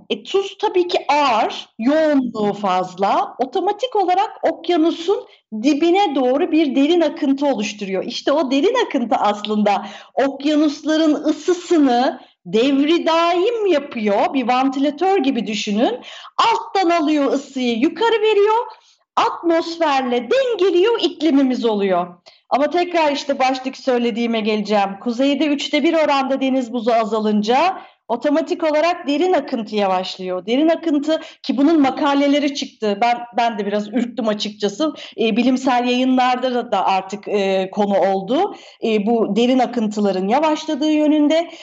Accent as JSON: {"language": "Turkish", "country": "Turkey"}